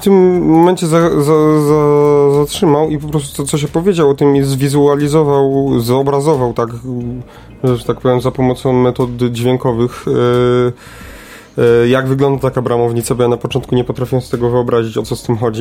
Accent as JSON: {"language": "Polish", "town": "Kraków", "region": "Lesser Poland", "country": "Poland", "said": "u nas w Krakowie"}